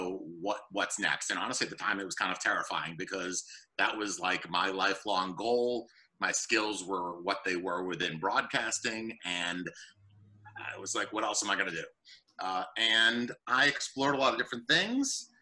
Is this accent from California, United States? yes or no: no; Boston, Massachusetts, United States; moved away as an adult; now in Southern New Jersey, United States; I grew up in the North Shore area of Boston